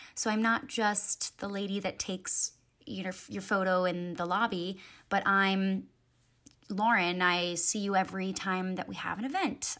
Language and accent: English; Raleigh, North Carolina, United States; moved away as an adult; now in Columbia, United States; I am originally from Raleigh, North Carolina. I moved to Columbia to attend the University